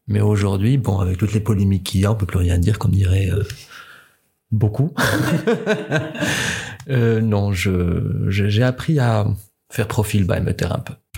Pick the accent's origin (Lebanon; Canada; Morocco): Morocco; moved away as an adult; now in Toulouse, France; j'ai 26 ans, et je suis marocain.